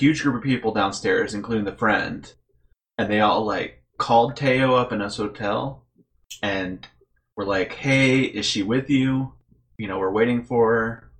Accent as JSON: {"language": "English", "town": "Lafayette", "region": "Indiana", "country": "United States", "said": "We're all from Lafayette, Indiana"}